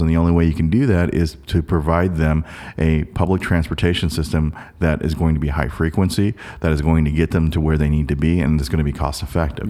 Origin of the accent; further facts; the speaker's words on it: South Korea; now in Portland, United States; I was born in Korea